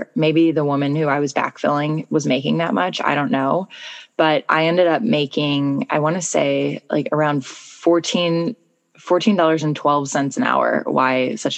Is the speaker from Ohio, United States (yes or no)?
no; St. Louis, Missouri, United States; moved away as an adult; also born or lived in North Carolina / Spain / Argentina; I grew up in St. Louis and I moved away for college